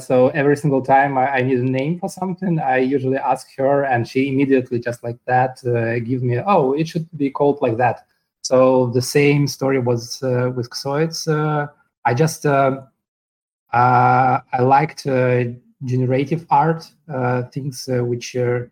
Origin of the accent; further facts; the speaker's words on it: Ukraine; moved away as an adult; also born or lived in Moscow, Russia; now in New York, United States; originally I'm from Ukraine, but at some point I moved to Moscow, Russia, and spent 7 years there